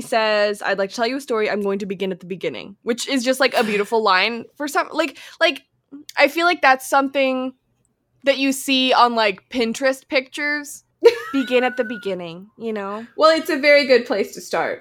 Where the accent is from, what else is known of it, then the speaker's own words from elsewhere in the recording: Alberta, Canada; moved away as an adult; now in Vancouver, Canada; I'm from Alberta, but like I am technically from Alberta. I'm just not going to be living there.